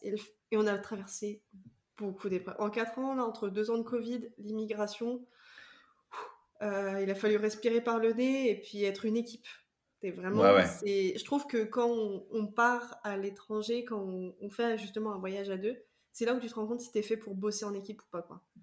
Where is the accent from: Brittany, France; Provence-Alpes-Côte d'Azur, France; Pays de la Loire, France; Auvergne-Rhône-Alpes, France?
Pays de la Loire, France; Vendée; je viens de Vendée